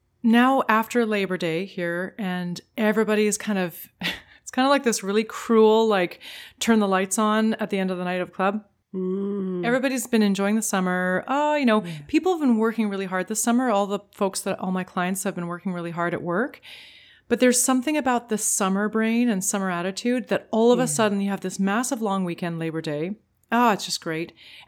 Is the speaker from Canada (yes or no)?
yes; Canada; As a Canadian, a Commonwealth country.